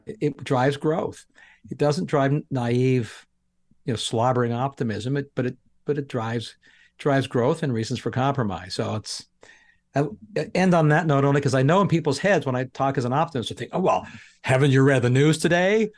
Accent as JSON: {"language": "English", "country": "Canada", "moved": "yes", "lives_now": "United States", "said": "I'm Canadian that I'm em-, emigrated to America"}